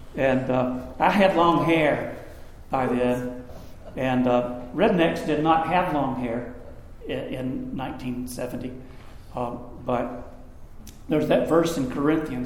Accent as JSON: {"language": "English", "town": "Greenville", "region": "South Carolina", "country": "United States", "tie": "born or raised there", "said": "I was playing guitar at a coffee house in my hometown. I'm in my senior year of high school. And you got to know Greenville, South Carolina, is where Bob Jones University is"}